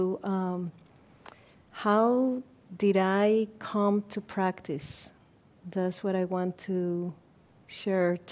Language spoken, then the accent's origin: English; Puerto Rico; moved away as an adult; also born or lived in Ohio, United States; now in Redwood City, United States; I was born in Puerto Rico, and I came to the States in 1991.